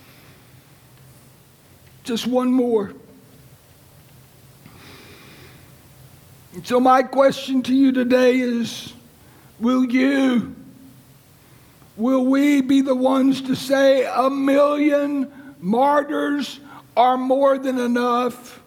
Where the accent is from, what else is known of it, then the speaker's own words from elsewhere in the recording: Lynchburg, Virginia, United States; my hometown, Lynchburg, Virginia